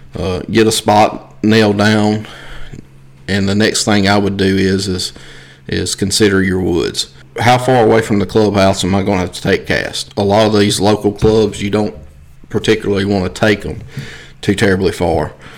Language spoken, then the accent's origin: English; South Mississippi, United States; I'm from South Mississippi.